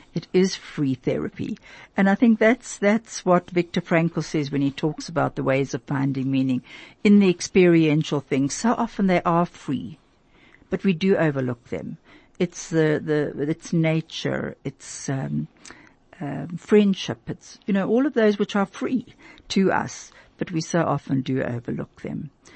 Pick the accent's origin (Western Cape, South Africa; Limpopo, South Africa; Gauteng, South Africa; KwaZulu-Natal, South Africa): Gauteng, South Africa; Vereeniging; I remember also living there as a little girl